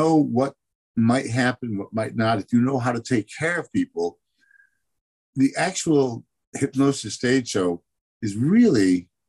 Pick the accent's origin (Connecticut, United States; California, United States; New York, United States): Connecticut, United States; Meriden; in my hometown at the time, Meriden